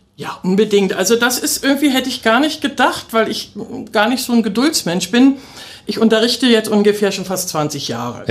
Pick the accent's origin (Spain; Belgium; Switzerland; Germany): Germany; Berlin; moved away as an adult; now in Cottbus, Germany; Ich bin ja eine echte Berlinerin, ja. wie man so hört.